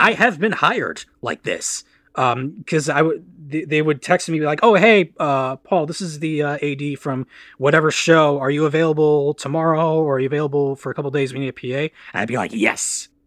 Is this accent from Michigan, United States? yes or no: yes; Farmington Hills, Michigan, United States; also born or lived in London, Ontario, Canada / Los Angeles; I grew up in Farmington Hills, Michigan, where I'm currently residing due to the pandemic